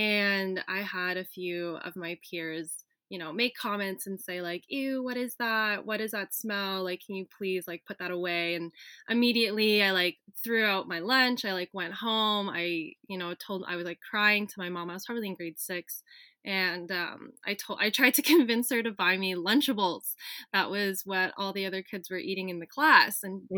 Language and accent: English; Philippines; one story that I shared as a Filipina growing up in a white dominated space in elementary school